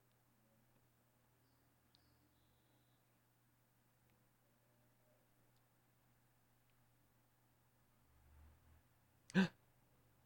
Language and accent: English; United States; as an American